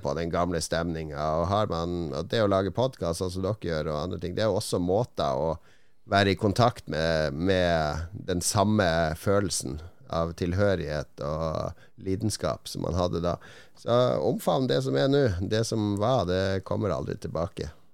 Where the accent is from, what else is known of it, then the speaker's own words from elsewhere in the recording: Norway; vi er fra Norge